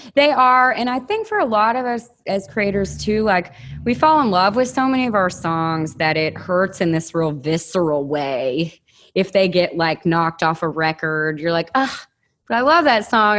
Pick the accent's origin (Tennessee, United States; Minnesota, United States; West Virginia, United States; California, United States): Tennessee, United States; Williamson County, outside Nashville; also born or lived in Los Angeles; I grew up outside of Nashville in Williamson County